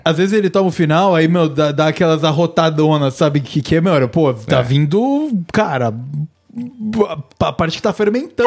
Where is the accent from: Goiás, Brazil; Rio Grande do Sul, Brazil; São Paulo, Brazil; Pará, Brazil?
São Paulo, Brazil; Cunha; minha terra natal, eu sou de Cunha